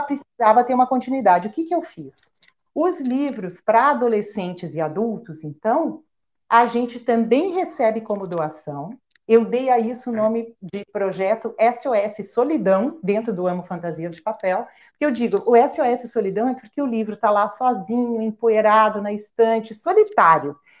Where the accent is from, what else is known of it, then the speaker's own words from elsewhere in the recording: Rio Grande do Sul, Brazil; moved away as an adult; also born or lived in São Paulo; now in Porto Alegre, Brazil; Eu sou gaúcha